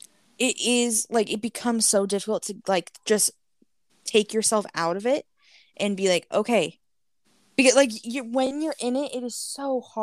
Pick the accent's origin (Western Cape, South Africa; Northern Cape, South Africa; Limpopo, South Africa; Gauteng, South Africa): Gauteng, South Africa; Soweto; Growing up in Soweto, our dream was to put another room on our house, maybe have a driveway, maybe someday a cast iron gate at the end of the driveway, because that is all we knew.